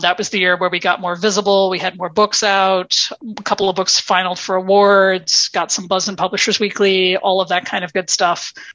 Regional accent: United States; now in Minneapolis, United States; as an American author

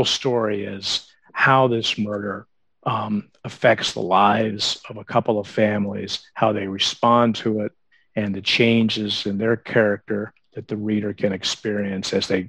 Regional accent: the South, United States; I was born in 1963. So I was a teenager in the 70s. I grew up in the South. I knew what it was like to go to, church on Sundays and the brunch afterwards

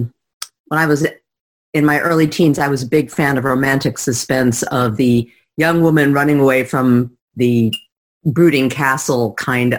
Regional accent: New York City, New York, United States; my hometown, which is New York City

